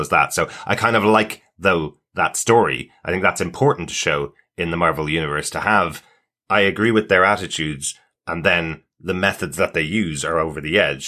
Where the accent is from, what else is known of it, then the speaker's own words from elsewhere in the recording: Ireland; especially as Irish people having, uh, lived through decades of terrorism in Ireland